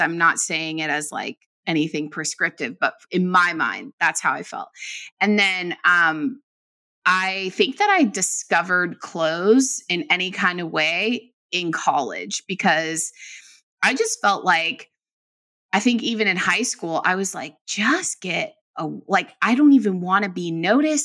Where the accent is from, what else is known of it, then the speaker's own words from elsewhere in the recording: Bay Area, California, United States; I'm from the Bay Area